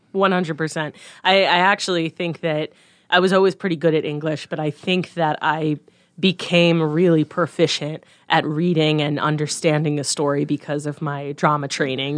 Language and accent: English; Harvard, Nebraska, United States; moved away as an adult; also born or lived in Missouri; now in Omaha, United States; I grew up in a little town right by Hastings, Nebraska, called Harvard, Nebraska.